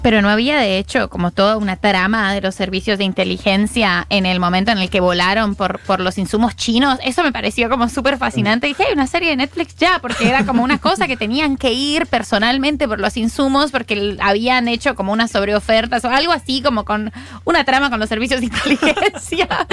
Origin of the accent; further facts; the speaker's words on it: Colombia; me corresponde como colombiana